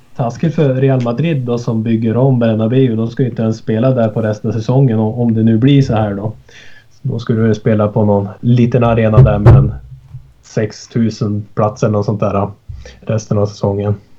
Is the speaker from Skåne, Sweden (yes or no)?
no; Sollefteå, Västernorrland County, Sweden; also born or lived in Sundsvall; Jag sitter ju i Sollefteå nu ja, så jag har flyttat 12 mil norrut hem igen till min hemstad